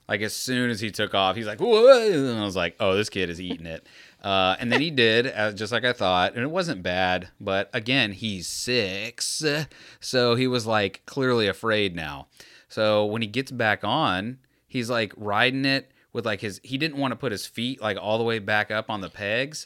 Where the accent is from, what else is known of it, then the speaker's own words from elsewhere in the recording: Tampa, Florida, United States; I'm from Tampa